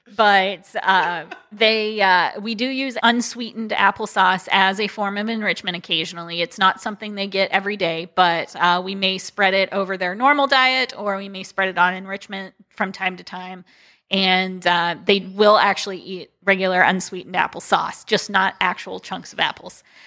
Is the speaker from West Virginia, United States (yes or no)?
yes; Wheeling, West Virginia, United States; moved away as an adult; now in Akron, United States; I was originally from Wheeling